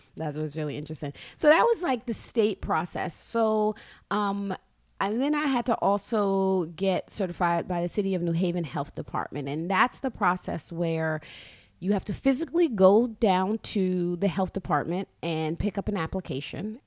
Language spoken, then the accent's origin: English; New York City, New York, United States; I grew up in Brooklyn.